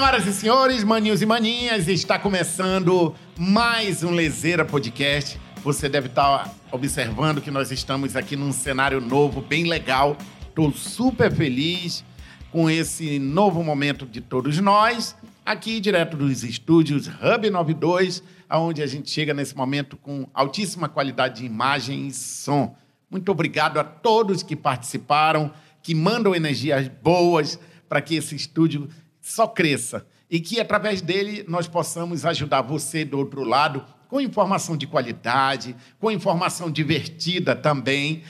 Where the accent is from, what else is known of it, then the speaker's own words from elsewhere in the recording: Tefé, Amazonas, Brazil; eu cresci, eu sou de Tefé no interior